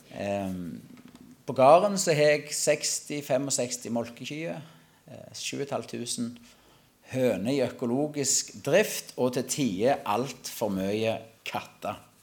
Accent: Klepp, Rogaland, Norway; Jeg kommer ifra Klepp. For de som godt kjente det, så jeg vokste opp på en gard på Salte. Det er fortsatt i Klepp kommune

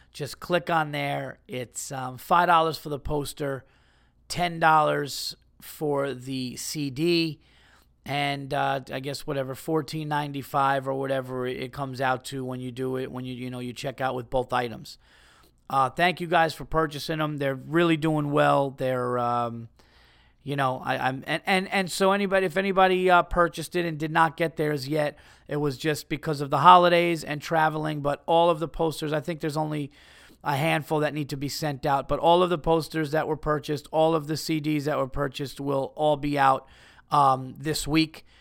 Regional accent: New York, United States; a New Yorker, an East Coast guy

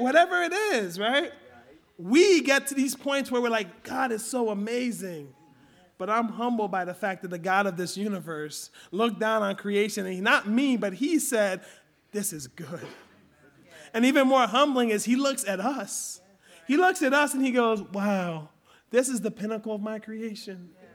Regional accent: Philadelphia, Pennsylvania, United States; I grew up in Southwest Philly

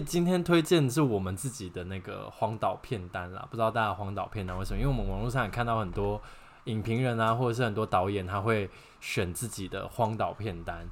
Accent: Taiwan; 我们台湾人真的很依赖啦

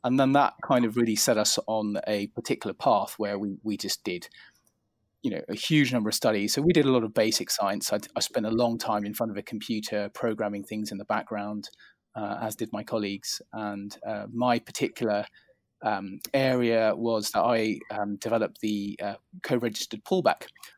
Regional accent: England, United Kingdom; I grew up in England. I was born in the UK, and I grew up in England, very close to London.

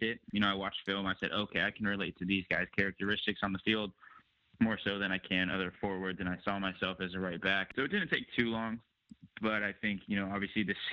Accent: San Jose, California, United States; it's my home and that's where I grew up.

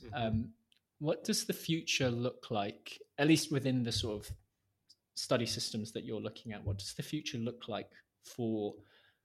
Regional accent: Wales, United Kingdom; I'm from Wales

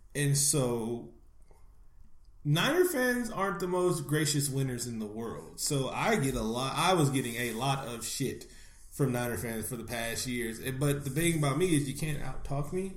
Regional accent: Bay Area, California, United States; I'm not even from Northern California. I'm from the Bay Area

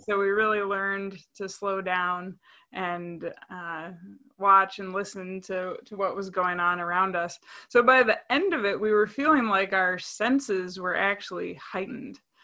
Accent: Saint Paul, Minnesota, United States; I grew up in Saint Paul, Minnesota

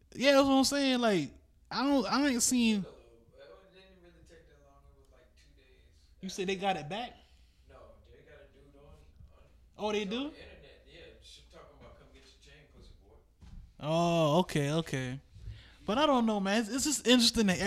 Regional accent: Charleston, United States; I'm from Charleston

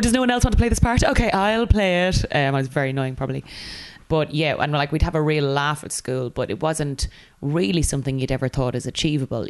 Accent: Kildare, Leinster, Ireland; moved away as an adult; also born or lived in Dublin, Ireland; now in London, United Kingdom; I moved from Kildare to Dublin to go to university and then from Dublin to London.

